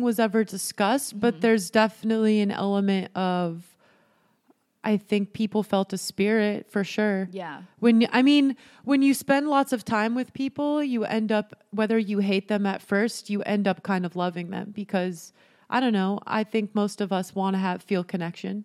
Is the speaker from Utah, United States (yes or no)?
yes; Utah, United States; I grew up in Utah